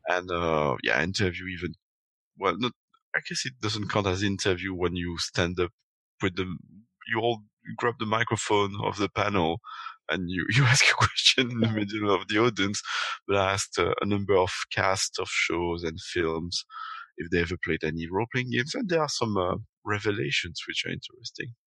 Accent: Belgium; first language French; English is a second language; now in London, United Kingdom; I'm myself an immigrant in London, uh, coming from Belgium. So my first language was French.

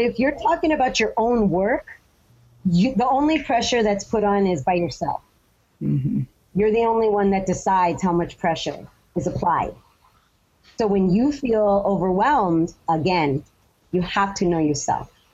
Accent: United States; I'm an American writer.

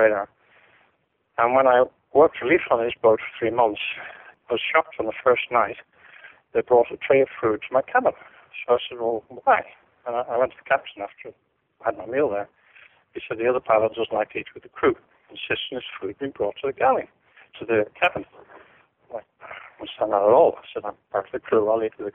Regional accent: Ireland; being Irish

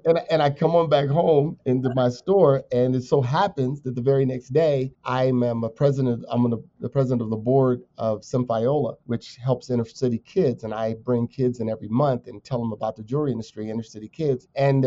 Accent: Ohio, United States; also born or lived in Akron, Ohio; now in Colorado, United States; I'm from Ohio. Born right on the border of Ohio and Pennsylvania

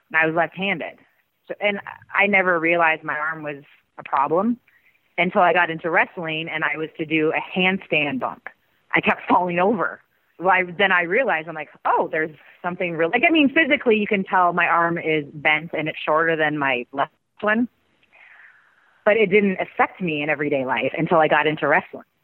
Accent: Canada; now in United States; I mean, especially because we came from Canada a different country to make

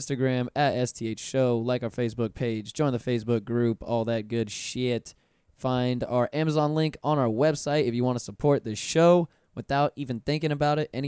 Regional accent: Pensacola, Florida, United States; now in Orlando, United States; I'm from Pensacola originally. I didn't grow up in Orlando.

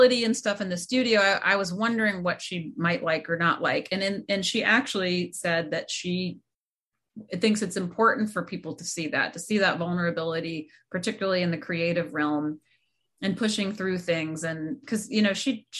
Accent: Georgia, United States; I was born and raised in Georgia

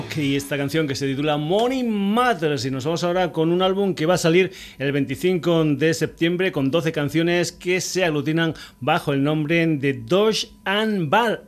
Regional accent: Burguillos del Cerro, Extremadura, Spain; un dicho de mi tierra, de Extremadura. Yo soy de un pueblecito que se llama Burguillos del Cerro

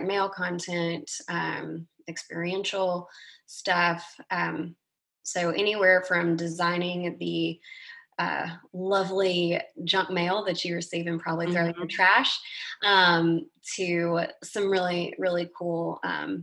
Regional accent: Moulton, Alabama, United States; I grew up in Moulton, Alabama, and our house was surrounded by a couple of 100 acres of cotton.

